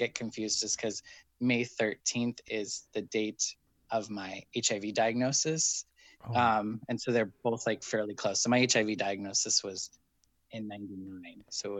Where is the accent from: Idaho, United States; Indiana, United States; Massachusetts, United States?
Idaho, United States; Wendell; moved away as an adult; also born or lived in Jerome, Idaho / Boise, Idaho / Chicago, Illinois; now in San Francisco, United States; But I lived in Wendell pretty much, you know, from when I lived in the city of Wendell my whole life until I was 18 and moved away.